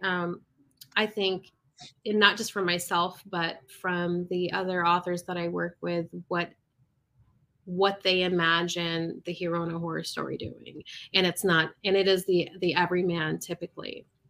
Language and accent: English; Michigan, United States; moved away; I'm originally from Michigan